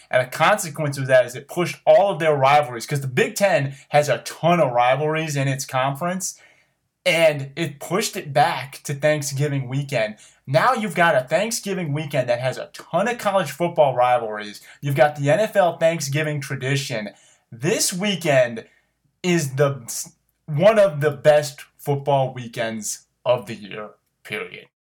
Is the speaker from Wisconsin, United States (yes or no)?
no; Ohio, United States; I grew up in Ohio. You know this 'cause you grew up with me in Ohio.